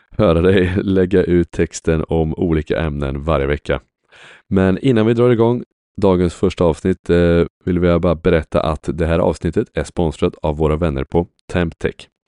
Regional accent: Sweden; är inte vi svenskar generellt ganska stolta över Systembolaget?

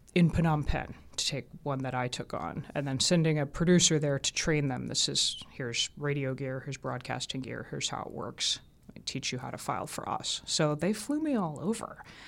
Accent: Atlanta, Georgia, United States; born or raised there; accent: southern; moved away; also born or lived in Augsburg, Germany / United Kingdom

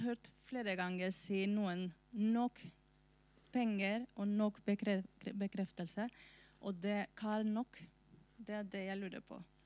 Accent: Spain; now in Norway; Jeg er fra Spania, først og fremst.

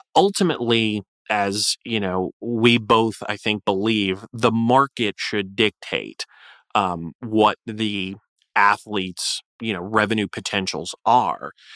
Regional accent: Florida, United States; Florida, uh, my home state

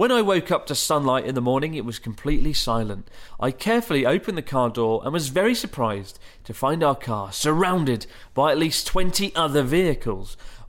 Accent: Germany; I'm a teacher from Germany.

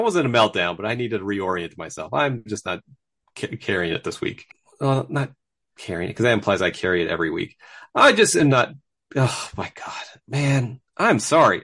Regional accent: United States; we're from the States

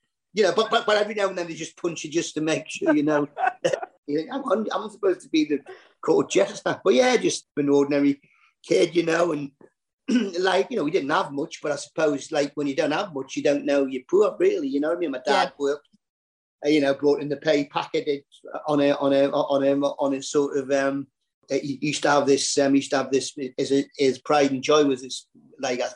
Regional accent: Newcastle upon Tyne, North East England, United Kingdom; I was born on Baker, two rooms, outside toilet

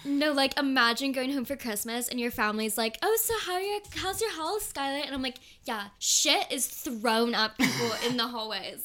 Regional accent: Cayman Islands; moved away as an adult; also born or lived in California; now in London, United Kingdom; I grew up in the Cayman mm, Islands

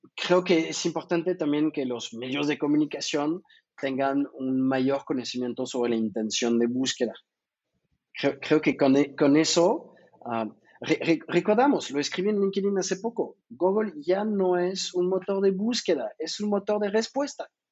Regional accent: France; accent: French; Spanish is a second language; now in Mexico; yo soy francés, creo que se nota por mi accentito, que casi no se nota.

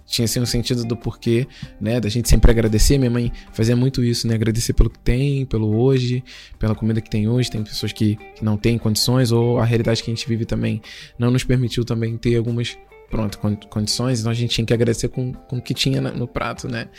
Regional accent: Duque de Caxias, Rio de Janeiro, Brazil; sou natural do Rio de Janeiro, né? De uma região lá em Duque de Caxias, que é um município, é a nossa zona.

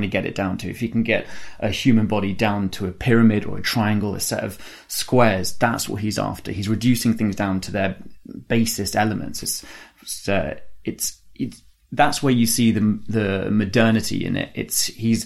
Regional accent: near Mont Sainte-Victoire, Provence-Alpes-Côte d'Azur, France; now in United Kingdom; So I grew up in France and I go back there every summer, and I grew up near Mont-Sainte-Victoire

